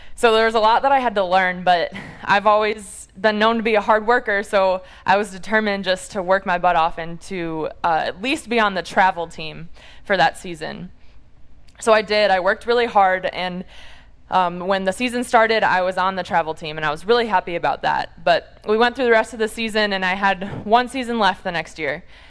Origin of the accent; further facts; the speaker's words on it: Munster, Indiana, United States; I'm from the Chicago area originally and from a small town called Munster in northwest Indiana